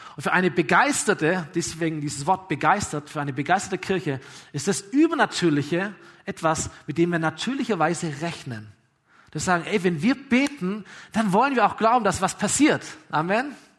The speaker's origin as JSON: {"language": "German", "town": "Aalen", "region": "Baden-Württemberg", "country": "Germany", "tie": "born or raised there", "said": "VfR Aalen damals, meine Heimatstadt"}